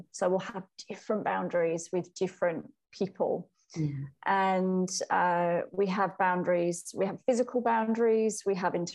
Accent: United Kingdom; also born or lived in Wales; now in Melbourne, Australia; I grew up in the UK. I grew up in England and Wales, but I now live in Melbourne, Australia

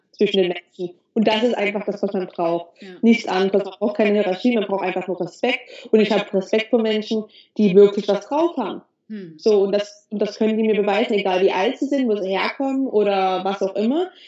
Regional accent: Germany; moved away as an adult; now in Dahab, Egypt; ich bin in Deutschland geboren. Ich habe das Glück, in Deutschland geboren zu sein.

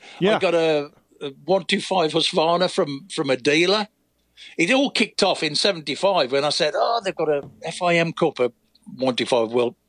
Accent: United Kingdom; When I was riding, I, as the British guy, when I'd finished trying to do Grand Prix

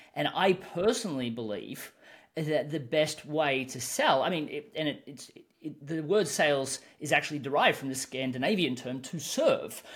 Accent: Australia; I'm an Australian, so I tend to speak a little bit faster

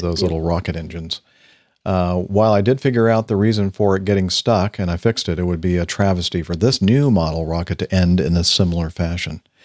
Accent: Los Alamitos, California, United States; where I grew up in Los Alamitos.

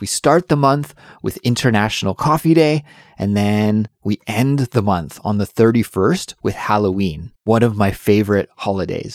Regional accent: Canada; now in South Korea; Since I'm Canadian, I need a visa to live in Korea

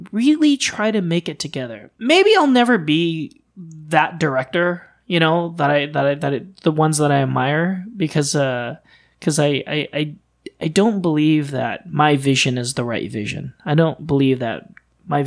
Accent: United States; also born or lived in Thailand; My parents are Vietnamese refugees. They came to America, and I was born in Thailand along the way. So we grew up watching a lot of like American TV in the 80s and 90s.

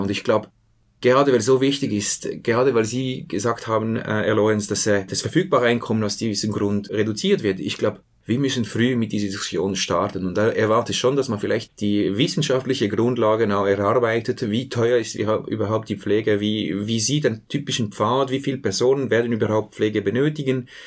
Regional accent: Switzerland; Bei uns in der Schweiz

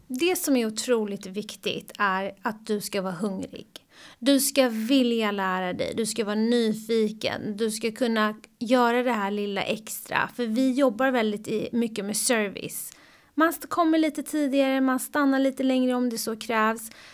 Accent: Sweden; moved away; also born or lived in United States; här hemma i Sverige

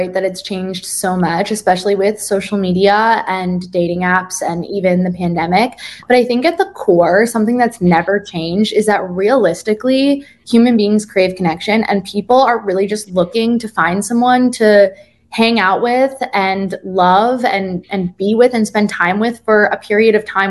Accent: East Coast, United States; Like, I'm from the East Coast. People can be really blunt.

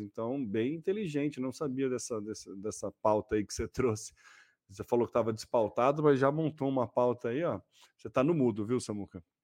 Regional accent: São Carlos, São Paulo, Brazil; Nós somos de São Carlos.

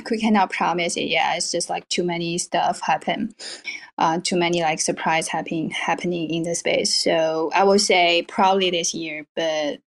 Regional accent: China; I originally from China.

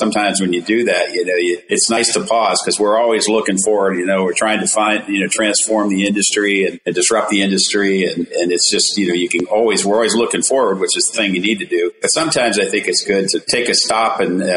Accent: Midwest, United States; moved away as an adult; also born or lived in Charlotte, North Carolina; I'm originally a Midwesterner

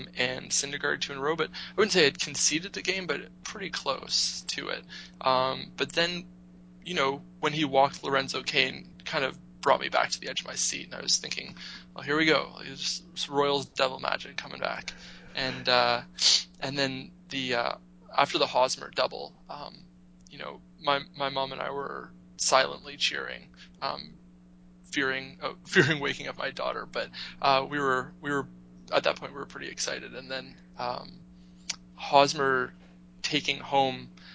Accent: Canada; as a Canadian

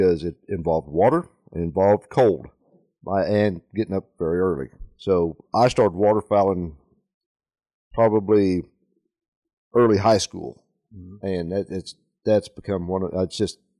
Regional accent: Kansas City, Missouri, United States; We're from Northwest Missouri, Kansas City area.

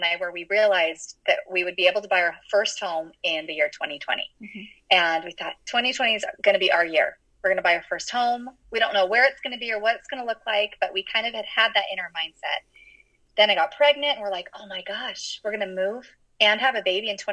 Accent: California, United States; I was born and raised in California

